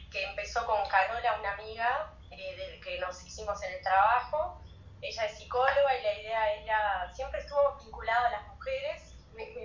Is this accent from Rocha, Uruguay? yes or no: yes; Rocha, Uruguay; also born or lived in Montevideo, Uruguay; eh, soy de Rocha, Uruguay, tengo 32 abriles